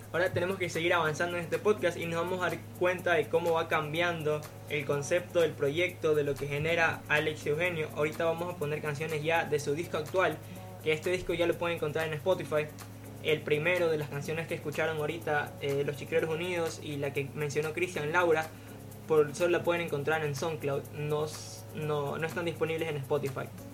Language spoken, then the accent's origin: Spanish; Guayaquil, Guayas, Ecuador; esa vibra que tenemos, esa alegría que transmitimos